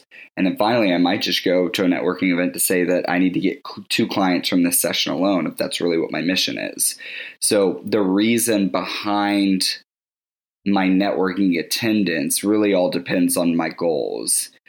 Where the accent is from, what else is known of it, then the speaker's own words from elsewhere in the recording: Winston-Salem, North Carolina, United States; I was born and raised in Winston-Salem, North Carolina, so I have Southern roots that really speak to my nurturing and introverted character.